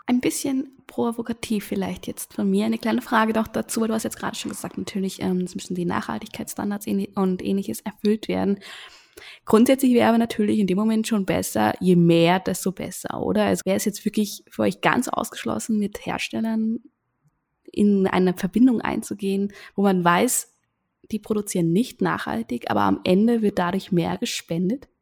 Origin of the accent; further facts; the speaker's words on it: Germany; now in Vienna, Austria; ich bin Deutsche, lebe momentan in Wien